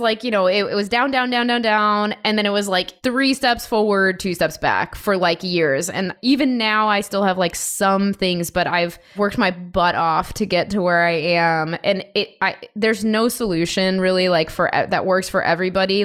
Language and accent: English; Chicago, Illinois, United States; also born or lived in Denver / Los Angeles / San Diego; now in Seattle, United States; I'm from Chicago, born and raised originally, but I've lived in a bunch of different places like Denver, L A, San Diego for a bit, and now Seattle